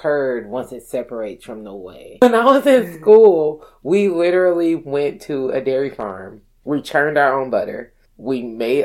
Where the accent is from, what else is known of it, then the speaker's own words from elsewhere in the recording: Milwaukee, Wisconsin, United States; moved away as an adult; also born or lived in Painesville, Ohio / Madison, Wisconsin; born and raised in Milwaukee, Wisconsin